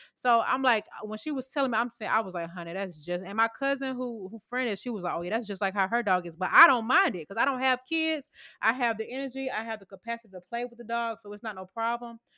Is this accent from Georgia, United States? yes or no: yes; Sandy Springs, Georgia, United States; I know my hood, baby. Sandy Springs, stand up